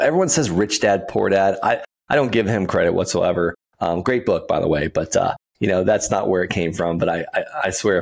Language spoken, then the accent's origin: English; Okeechobee, Florida, United States; I'm from Okeechobee, Florida. The biggest producer of income in the county I grew up in is feeder calves, cows.